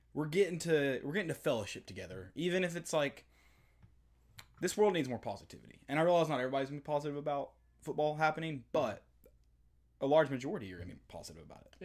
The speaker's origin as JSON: {"language": "English", "region": "East Tennessee", "country": "United States", "tie": "born or raised there", "said": "growing up in East Tennessee, high school football special"}